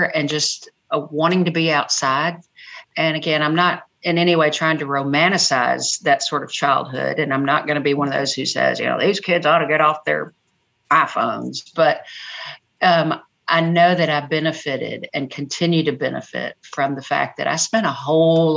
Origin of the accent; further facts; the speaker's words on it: Brownsville, Tennessee, United States; also born or lived in Nashville, Tennessee; I grew up in Haywood County